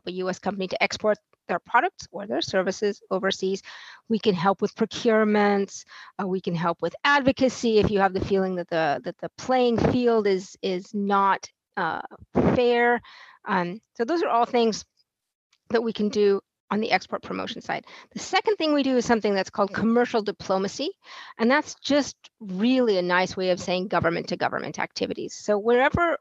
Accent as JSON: {"language": "English", "town": "Fresno", "region": "California", "country": "United States", "moved": "as an adult", "lives_now": "Vienna, Austria", "said": "I am from the United States, from Fresno, California, originally"}